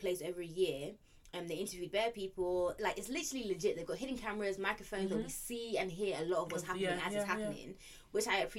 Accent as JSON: {"language": "English", "country": "United Kingdom", "said": "I'm a Brit"}